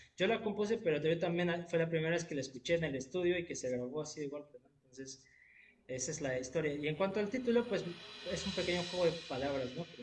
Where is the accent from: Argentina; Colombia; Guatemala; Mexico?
Mexico; Querétaro; now in Xalapa, Mexico; yo soy de la ciudad de Querétaro originalmente. Y ya después me vine a la ciudad de Jalapa